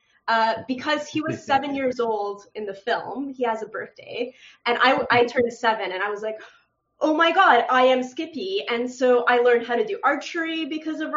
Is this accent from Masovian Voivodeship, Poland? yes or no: yes; Radom, Masovian Voivodeship, Poland; also born or lived in Montreal, Canada; now in Canada; I am originally from Poland. I was born in Radom, Poland. It was communism in Poland at the time. Okay. So my family decided to get the hell out of there